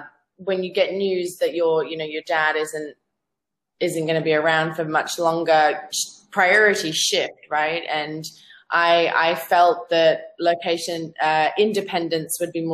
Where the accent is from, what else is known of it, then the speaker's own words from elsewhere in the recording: Zambia; accent: Australian; moved away; also born or lived in Australia; I'm actually from Africa. I'm from Zambia originally, but I've lived in Australia for the last 8 years before I came here, which is why I have an Aussie accent.